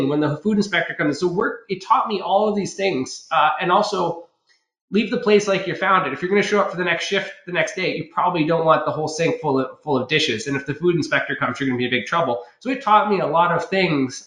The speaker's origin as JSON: {"language": "English", "town": "Ucluelet", "region": "British Columbia", "country": "Canada", "tie": "born or raised there", "also_born_or_lived": "Tofino / Nanaimo", "said": "I grew up on Vancouver Island. It's the west coast of Canada, a small little town called, well, I was in Ucluelet, but I was born in Tofino."}